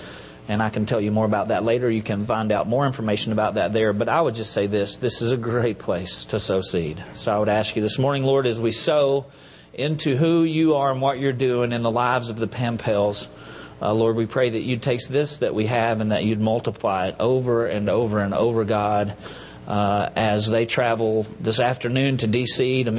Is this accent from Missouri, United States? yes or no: no; Enola, Pennsylvania, United States; from Enola.